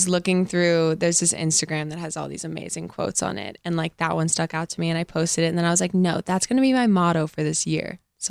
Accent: Long Island, New York, United States; I was born and raised in, born in the city, raised in Long Island.

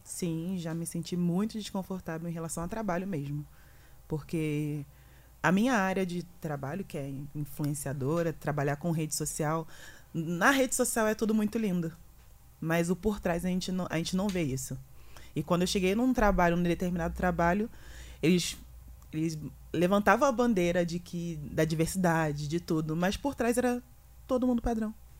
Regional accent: Rio de Janeiro, Brazil; moved away as an adult; now in São Paulo, Brazil; Eu sou do Rio de Janeiro, onde eu moro não tem praia

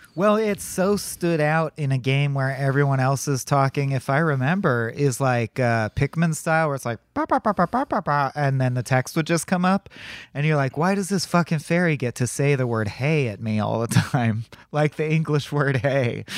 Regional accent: United States; as an American

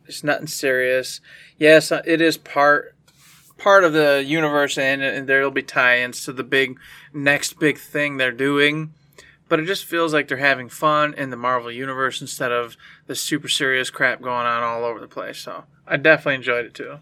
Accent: United States; as an American

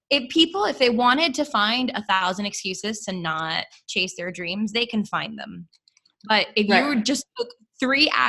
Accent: Miami, Florida, United States; moved away; I'm from Miami

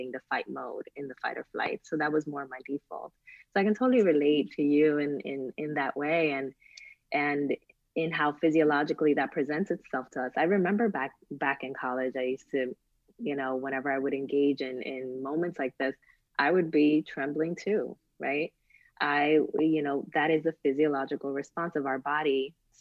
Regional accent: Newark, New Jersey, United States; I came from Newark, New Jersey

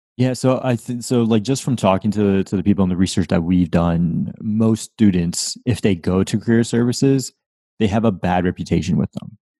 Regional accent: Windsor, Connecticut, United States; now in Florida, United States; I grew up in Windsor, Connecticut

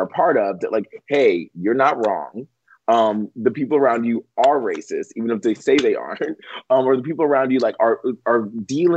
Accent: the South, United States; I grew up in the South

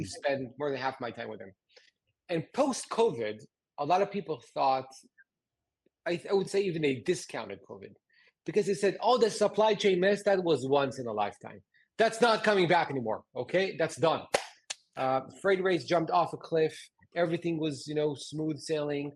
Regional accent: Haifa, Haifa District, Israel; like 800 people in my hometown. In Haifa

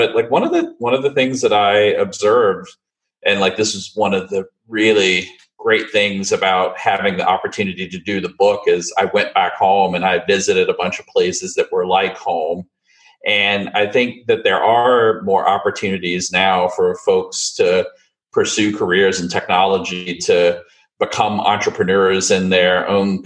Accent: Gladys, Virginia, United States; moved away; I grew up in Gladys, which is a very small town in rural central Virginia in the 70s and 80s

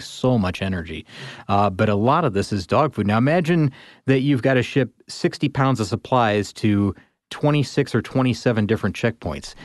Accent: Midwest, United States; I grew up in the Midwest

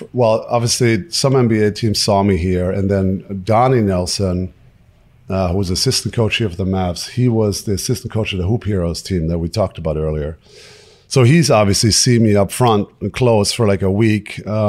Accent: Würzburg, Bavaria, Germany; So they all came to my hometown of Würzburg and hang out for a couple of days and got to know my family.

